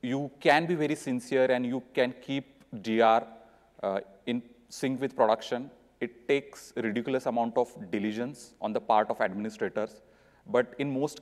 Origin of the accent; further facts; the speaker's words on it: Mumbai, Maharashtra, India; I'm from Mumbai, India.